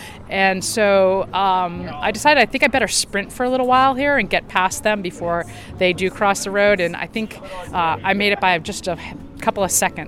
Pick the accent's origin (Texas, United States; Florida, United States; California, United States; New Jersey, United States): California, United States; Southern; I'm actually from Southern California